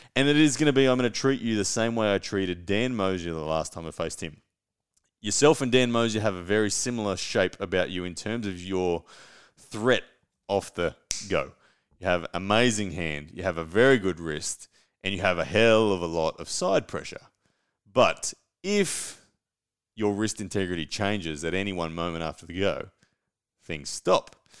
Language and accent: English; Brisbane, Queensland, Australia; to Brisbane, to my hometown.